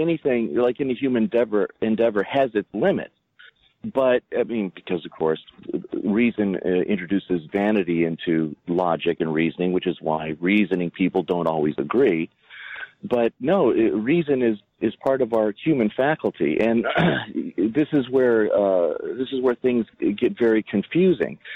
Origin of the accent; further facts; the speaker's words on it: United States; as an American priest who speaks almost nothing else